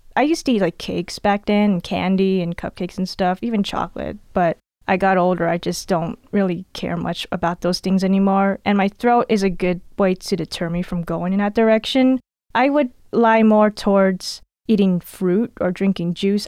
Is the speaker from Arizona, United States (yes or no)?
no; California, United States; I'm actually born and raised in California